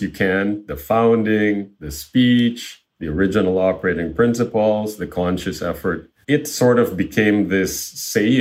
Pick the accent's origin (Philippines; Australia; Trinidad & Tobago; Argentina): Philippines; Manila, Metro Manila; moved away as an adult; also born or lived in Chicago, United States; now in United States; I grew up in Manila, the capital of the Philippines